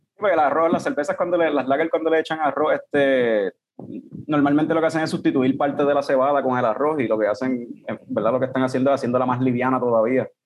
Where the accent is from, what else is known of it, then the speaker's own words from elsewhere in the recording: Ponce, Puerto Rico; yo somos de Ponce también